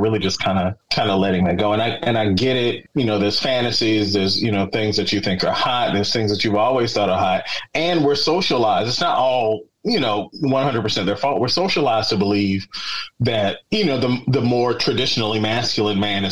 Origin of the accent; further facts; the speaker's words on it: Birmingham, Alabama, United States; now in Portland, United States; I grew up in Birmingham, Alabama